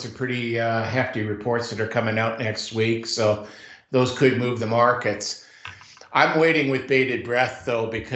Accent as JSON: {"language": "English", "country": "Canada", "said": "I'm Canadian"}